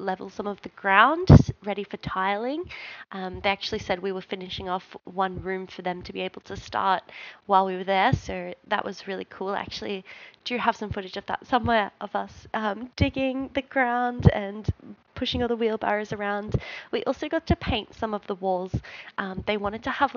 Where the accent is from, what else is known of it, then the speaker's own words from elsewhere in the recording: Australia; we're from Australia